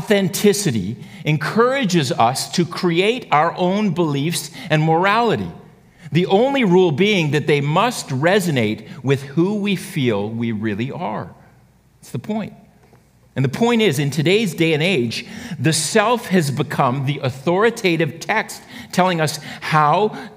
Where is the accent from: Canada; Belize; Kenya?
Canada; we're actually Canadian